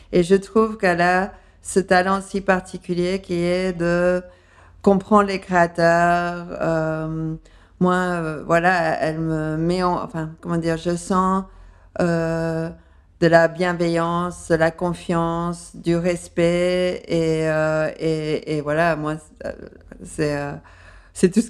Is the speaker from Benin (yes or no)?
no; Paris, Île-de-France, France; accent: undefined, slightly English; also born or lived in London, United Kingdom; Et à Londres. C'est pour ça que j'ai un accent euh, un peu indéfini, mais avec un léger euh, accent